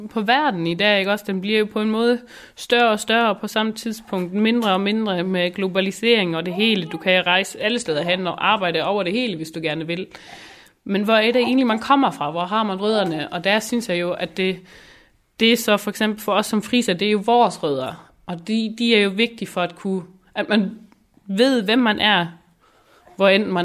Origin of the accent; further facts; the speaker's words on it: Schleswig-Holstein, Germany; først og fremmest er jeg friser, så er jeg dansker, og så er jeg tysker.